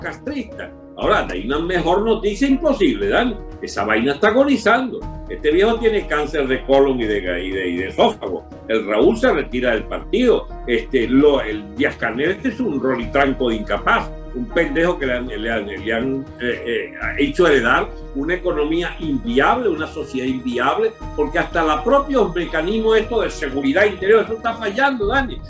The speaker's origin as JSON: {"language": "Spanish", "country": "Venezuela"}